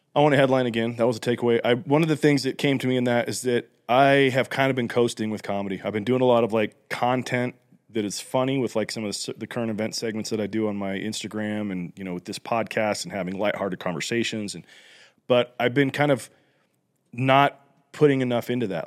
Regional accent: Utah, United States; I'm from Utah

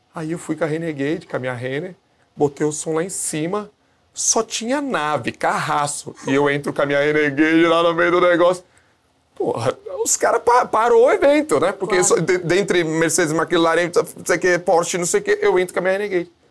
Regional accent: Brazil; a gente é brasileiro

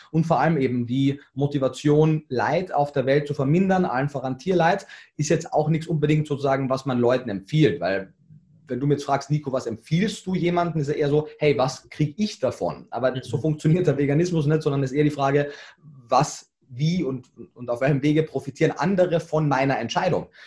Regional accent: Carinthia, Austria; ich bin so im Schnitt alle zwei Jahre in, in Kärnten

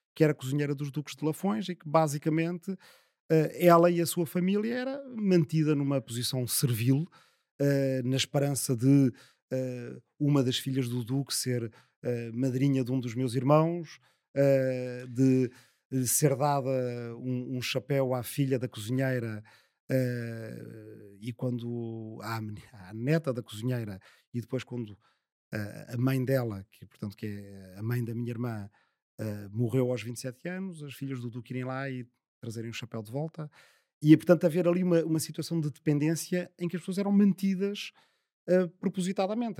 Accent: Azambuja, Lisbon, Portugal; a minha aldeia é a última do Conselho da Zambuja

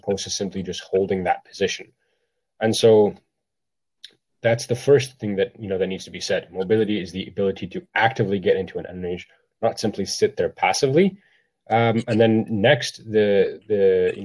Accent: Ottawa, Ontario, Canada; I am from Ottawa

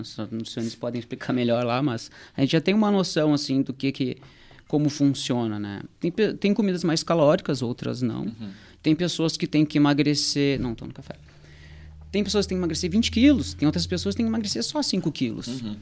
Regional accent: Porto Alegre, Rio Grande do Sul, Brazil; moved away as an adult; now in Torres, Brazil; eu sou de Porto Alegre, tô aqui em Tous já há quatro anos

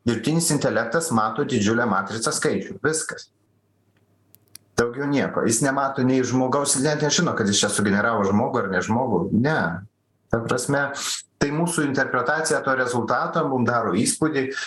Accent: Lithuania

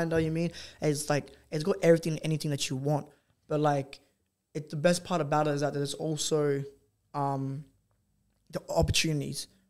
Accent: Australia

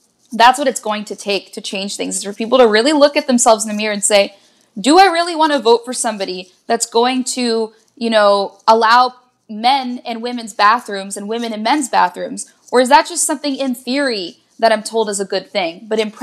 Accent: outside of Philly, the Main Line, Pennsylvania, United States; I grew up outside of Philly, it was the main line

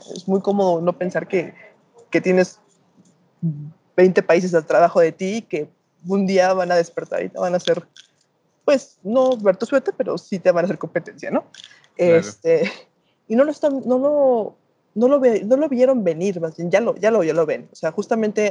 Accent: Mexico; como decimos acá en México

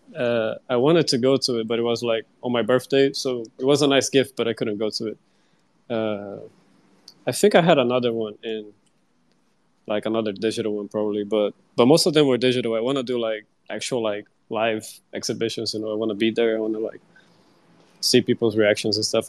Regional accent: Brazil; I'm from Brazil

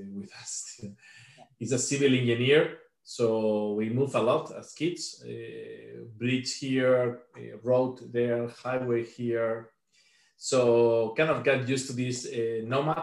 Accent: Spain; moved away as an adult; now in Riga, Latvia; originally I'm from Spain

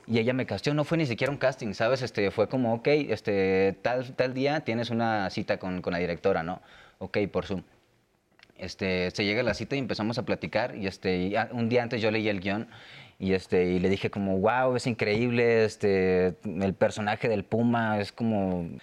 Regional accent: Monterrey, Nuevo León, Mexico; moved away as an adult; now in Mexico City, Mexico; Yo vivía en Monterrey, soy de Monterrey

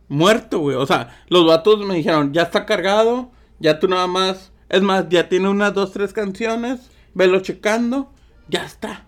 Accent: Mexico; yo soy de México

